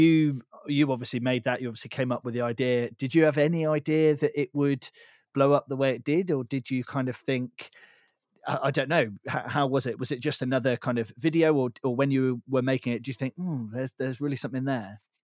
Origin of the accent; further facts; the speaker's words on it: Devon, South West England, United Kingdom; moved away; also born or lived in Bath; I grew up down in Devon, which is, is where you are.